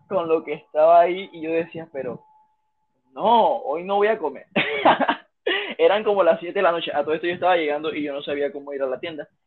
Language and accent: Spanish; Panama; first language Spanish; also born or lived in China; panameño, panameño soy yo